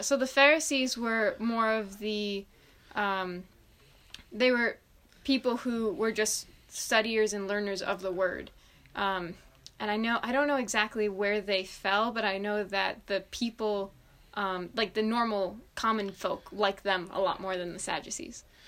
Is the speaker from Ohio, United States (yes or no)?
no; Long Island, New York, United States; I grew up on Long Island